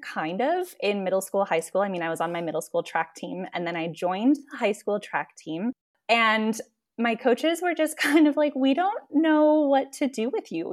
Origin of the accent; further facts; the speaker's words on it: Cedar Rapids, Iowa, United States; moved away as an adult; also born or lived in Guatemala City, Guatemala; I am originally from Cedar Rapids, Iowa. was raised there